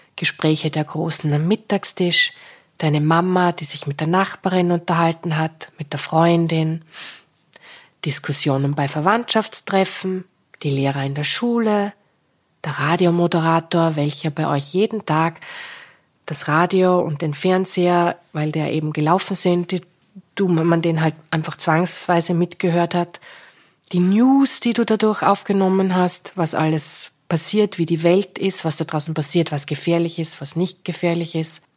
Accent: Styria, Austria; moved away; Im Krankenhaus, in meiner Geburtsstadt in der Steiermark

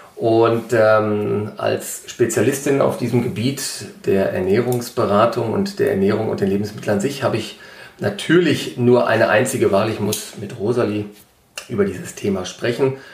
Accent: Ruhr area, North Rhine-Westphalia, Germany; heißt es ja bei uns im Ruhrgebiet

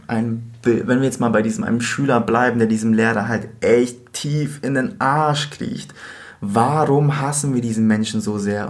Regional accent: Bavaria, Germany; now in Berlin, Germany; wir eigentlich beide aus Bayern kommen und als Berlin ausgeben

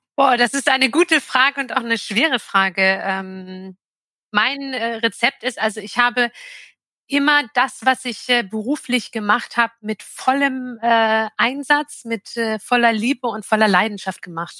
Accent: Jork, Lower Saxony, Germany; in York im alten Land. Das ist ähm, 30 Kilometer südlich von Hamburg liegt es.

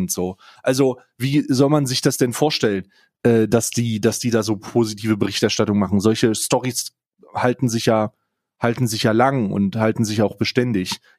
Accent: East Germany, Germany; born there; als gebürtiger Ostdeutscher habe ja immer, habe ja immer ein bisschen Angst

